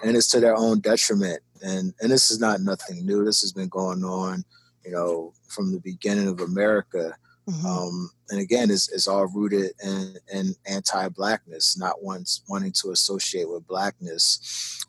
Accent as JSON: {"language": "English", "town": "Philadelphia", "region": "Pennsylvania", "country": "United States", "also_born_or_lived": "Tacoma, Washington", "moved": "as an adult", "said": "I'm from North Philadelphia"}